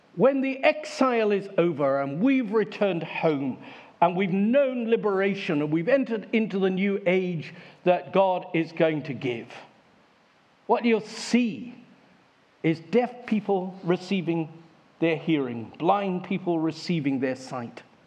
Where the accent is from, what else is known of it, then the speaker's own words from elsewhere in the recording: Devon, South West England, United Kingdom; I come from Devon